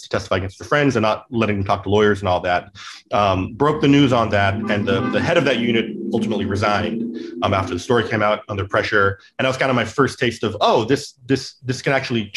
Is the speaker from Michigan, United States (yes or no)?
no; California, United States; also born or lived in St. Louis; I grew up in California